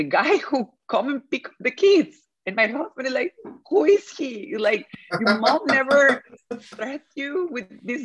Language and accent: English; Mexico; English is a second language; moved away as an adult; now in Tel Aviv, Israel; in my hometown